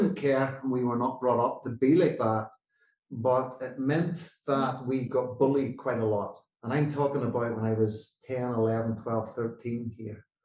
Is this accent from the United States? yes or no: no; Northern Ireland, United Kingdom; I grew up in Northern Ireland where there was the political divide between Catholics and Protestants